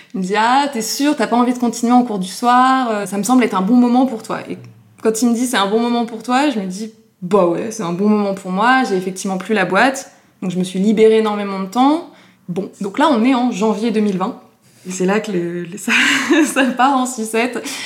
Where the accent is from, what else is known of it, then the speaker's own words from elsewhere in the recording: Paris, Île-de-France, France; On habitait avec mes parents euh, rue Vieille du Temple, dans le Marais, juste à côté du point virgule. Donc en fait, j'ai passé une grande partie de mon enfance à aller voir euh, des spectacles au point virgule